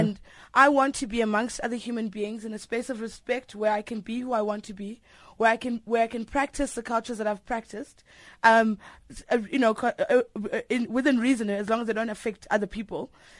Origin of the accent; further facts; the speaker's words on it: South Africa; Listening to this conversation, I really want to affirm that I am a South African. I recognize other South Africans